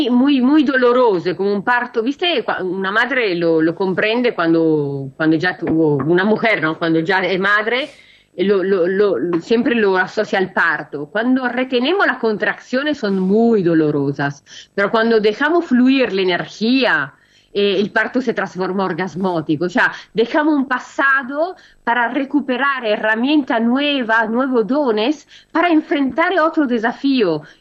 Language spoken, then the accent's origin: Spanish; Italy; now in Argentina; Europa, Italia, yo, yo soy italiana y, recibo las informaciones de mis padres